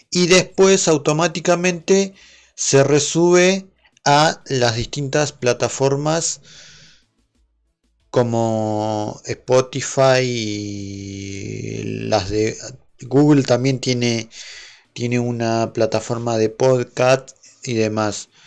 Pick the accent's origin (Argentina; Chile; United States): Argentina; aclaro que soy de Argentina eh, para el que no sepa dónde soy, soy de Argentina.